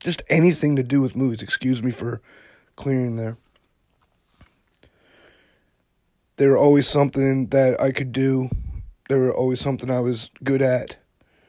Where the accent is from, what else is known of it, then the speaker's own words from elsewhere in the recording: Yarmouth, Nova Scotia, Canada; also born or lived in Halifax, Nova Scotia; I grew up in Yarmouth, Nova Scotia, which is about 4 hours from Halifax.